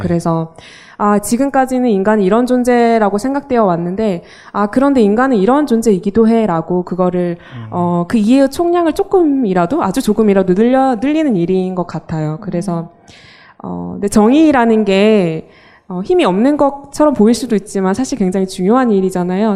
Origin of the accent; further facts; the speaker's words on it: Mokpo, South Jeolla, South Korea; moved away as an adult; now in Seoul, South Korea; 저는 목포에서 어, 태어나서 고등학교까지 다니고 20살에 서울로 올라왔는데요.